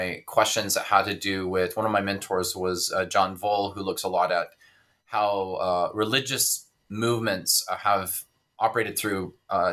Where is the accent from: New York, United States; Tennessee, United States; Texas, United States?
Texas, United States; south of Dallas; I am originally from Texas. I grew up south of Dallas